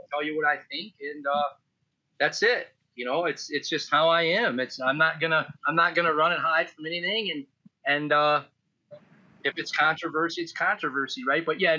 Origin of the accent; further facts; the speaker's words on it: Illinois, United States; I grew up in Illinois, and this was something that I heard my whole life, right? In the 80s, I would go out into Iowa as a kid.